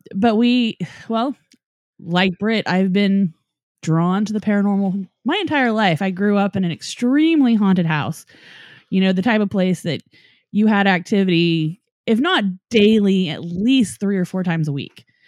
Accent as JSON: {"language": "English", "town": "Norman", "region": "Oklahoma", "country": "United States", "tie": "born or raised there", "said": "Dave and I both grew up in Norman, Oklahoma"}